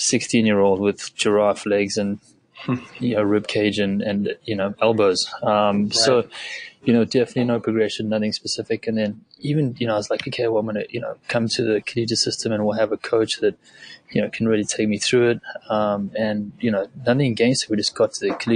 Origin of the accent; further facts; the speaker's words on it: South Africa; originally I'm from South Africa, grew up in a very small farming community there